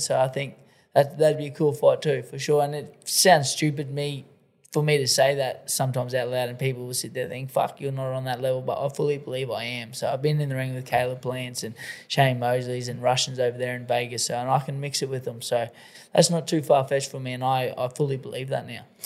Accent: Australia; I'm the Australian ….

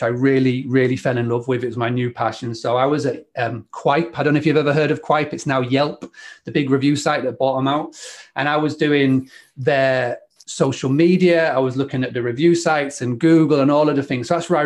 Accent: Scarborough, Yorkshire and the Humber, United Kingdom; I grew up in Scarborough.

